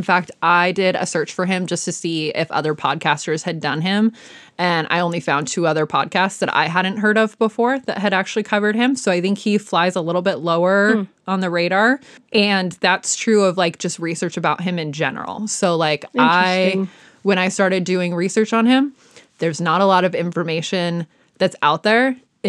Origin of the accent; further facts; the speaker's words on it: Midwest, United States; accent: Midwestern; All of a sudden, the Midwest in me kicks in. I've never actually lived there, but it kicks in.